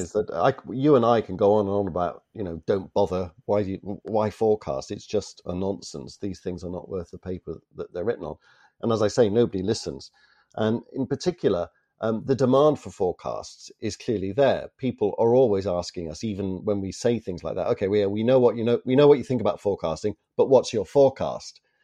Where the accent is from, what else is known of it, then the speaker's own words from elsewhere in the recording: Toronto, Ontario, Canada; from the city of my birth, actually, from Toronto